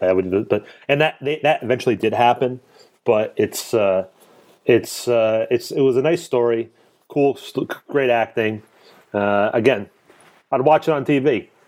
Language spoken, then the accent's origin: English; Clifton, New Jersey, United States; accent: Jersey; now in Lancaster County, Pennsylvania, United States; I grew up in Clifton, New Jersey